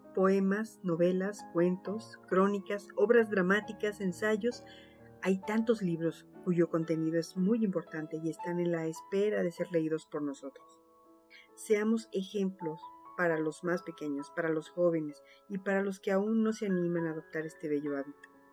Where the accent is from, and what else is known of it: Mexico